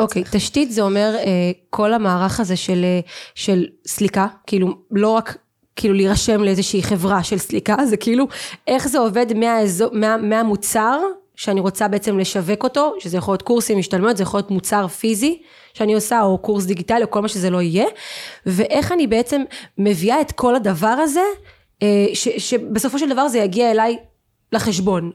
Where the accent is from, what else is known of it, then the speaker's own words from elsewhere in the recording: Eilat, Southern District, Israel; moved away; also born or lived in Central Israel; אני, אני אילתית, אוקיי? אילתית עיר קטנה, חמה, קטנה